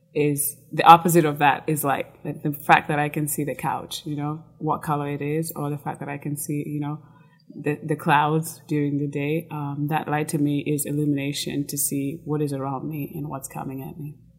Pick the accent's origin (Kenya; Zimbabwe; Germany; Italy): Kenya; moved away as an adult; now in United States; I was born and raised in Kenya until I was, I think, 18 after high school. I moved to the US